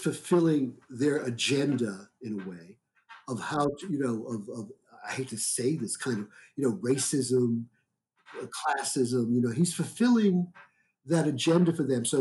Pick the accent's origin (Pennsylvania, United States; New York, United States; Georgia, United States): New York, United States; New York City; moved away as an adult; also born or lived in Berlin, Germany; I grew up in Brooklyn